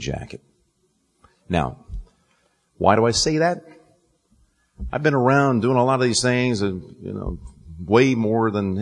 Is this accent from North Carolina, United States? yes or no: yes; North Carolina, United States; moved away; also born or lived in New Jersey; I went to high school up in New Jersey. I'm from North Carolina originally